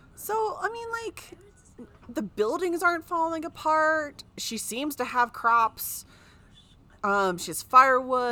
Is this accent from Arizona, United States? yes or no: no; California, United States; I grew up in California